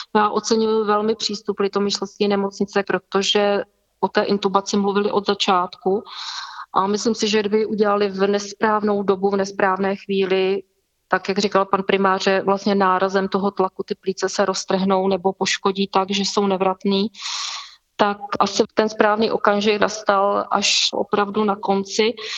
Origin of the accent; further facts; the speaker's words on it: Vysoké Mýto, Pardubice Region, Czechia; jsem z Vysokého míta